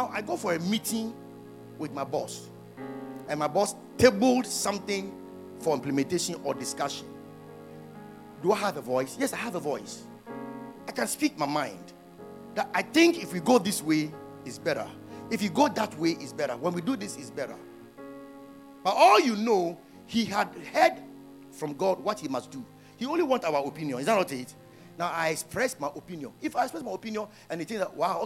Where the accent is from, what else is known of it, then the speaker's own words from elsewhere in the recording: Afadjato area, Volta, Ghana; my hometown there are mountains. That's around Afajato